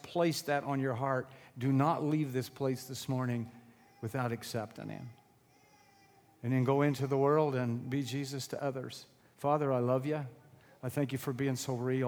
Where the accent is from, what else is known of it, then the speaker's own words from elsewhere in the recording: Illinois, United States; moved away as an adult; also born or lived in Sullivan County, Indiana; now in Sullivan, United States; Born and raised in Illinois